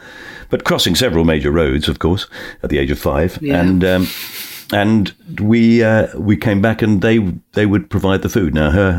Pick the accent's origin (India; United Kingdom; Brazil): United Kingdom; Bermondsey, London; So I was born in Bermondsey. I was born in southeast London. My family are all working class, come from Dockers.